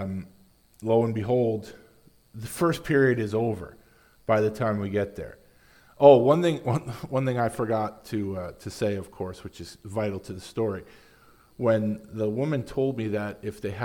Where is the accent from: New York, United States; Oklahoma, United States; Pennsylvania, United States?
New York, United States; Long Island; We're from Long Island.